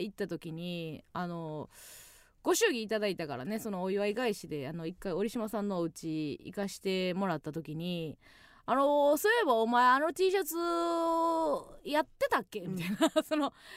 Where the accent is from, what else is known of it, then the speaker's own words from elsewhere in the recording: Kansai, Osaka, Japan; 地元大阪関西での知名度を上げるべく